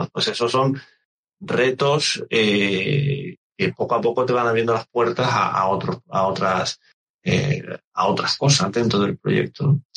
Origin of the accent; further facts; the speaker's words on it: Canary Islands, Spain; yo soy canario